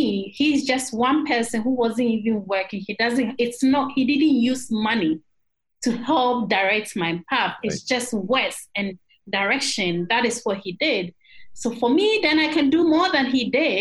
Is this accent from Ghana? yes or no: yes; Eastern Region, Ghana; I am from the Eastern region